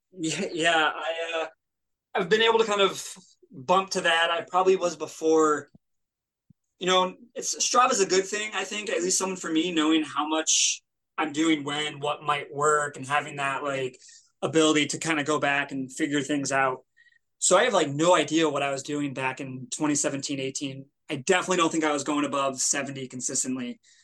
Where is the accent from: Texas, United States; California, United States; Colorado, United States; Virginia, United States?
Colorado, United States; Denver; moved away; I was born in Denver, born in Colorado